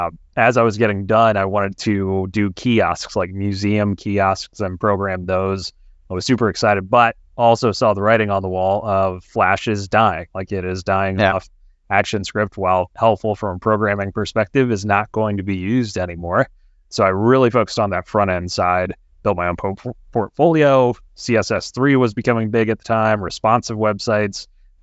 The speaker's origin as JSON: {"language": "English", "region": "Ohio", "country": "United States", "tie": "born or raised there", "said": "Yeah, so I was born and raised in Ohio, so I'm back in Columbus, Ohio now."}